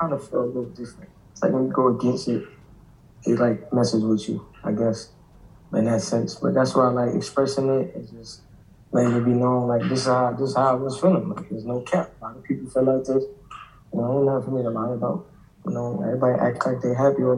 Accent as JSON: {"language": "English", "town": "New York City", "region": "New York", "country": "United States", "said": "I'm from Brooklyn"}